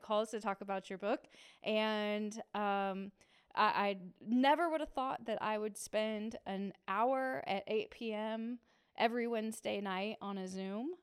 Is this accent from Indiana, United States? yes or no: yes; Muncie, Indiana, United States; I grew up in Muncie, and I went to Ball State, so I was a townie at the time.